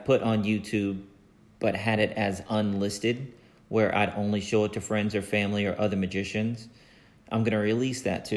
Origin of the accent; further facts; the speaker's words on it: Virginia, United States; I'm from Virginia